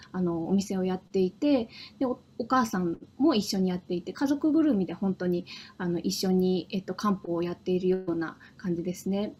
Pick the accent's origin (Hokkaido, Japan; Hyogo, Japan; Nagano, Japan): Hokkaido, Japan; moved away as an adult; also born or lived in Tokyo; 私はあの北海道出身でしてあの高校まで北海道で過ごしてたんですけども